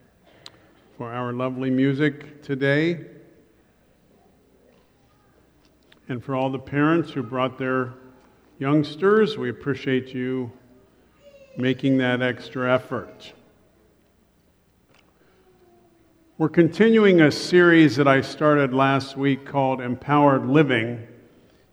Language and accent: English; Columbus, Ohio, United States; I grew up in Columbus, Ohio.